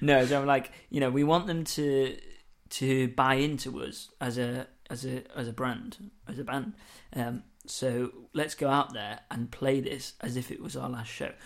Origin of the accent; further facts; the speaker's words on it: Lincoln, East Midlands, United Kingdom; moved away; I come from Lincoln, that's where it's brought up